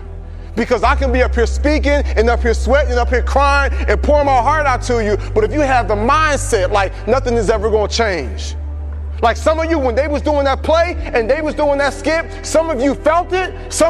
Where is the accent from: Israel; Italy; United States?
United States; Atlanta, Georgia; I came all the way from Atlanta, Georgia to tell you